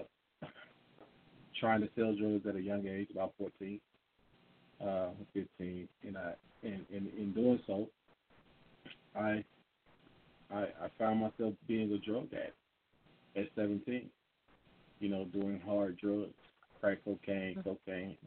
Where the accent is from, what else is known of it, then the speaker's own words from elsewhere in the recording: Atlanta, Georgia, United States; I'm from Atlanta, and I grew up here